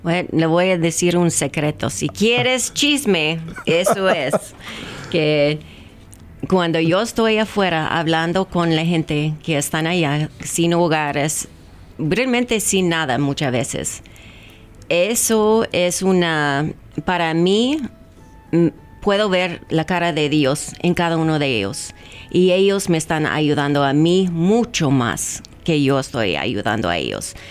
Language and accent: Spanish; United States; Spanish is a second language; also born or lived in Texas; yo crecí en una, una familia así muy gringa, nadie habla español